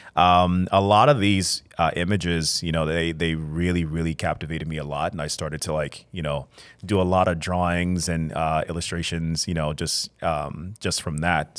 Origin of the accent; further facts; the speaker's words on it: Chicago, Illinois, United States; I'm an artist born and raised in Chicago, Illinois